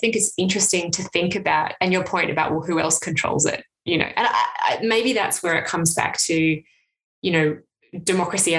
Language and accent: English; Canberra, Australian Capital Territory, Australia; now in Hobart, Australia; I grew up in Canberra where there's no billboard